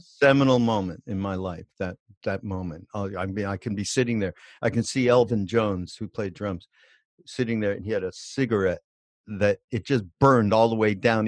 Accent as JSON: {"language": "English", "town": "Montreal", "region": "Quebec", "country": "Canada", "also_born_or_lived": "Los Angeles", "moved": "yes", "said": "I'm from Montreal"}